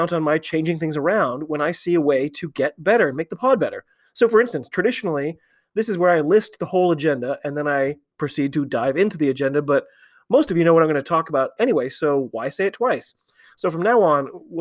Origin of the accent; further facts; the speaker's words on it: United States; I'm an American rugby fan